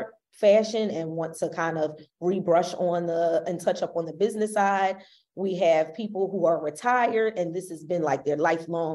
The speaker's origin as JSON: {"language": "English", "town": "Philadelphia", "region": "Pennsylvania", "country": "United States", "said": "We're both from Philly"}